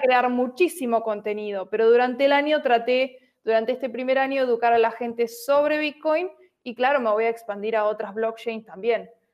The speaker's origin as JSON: {"language": "Spanish", "region": "Buenos Aires", "country": "Argentina", "said": "soy de Buenos Aires, Argentina."}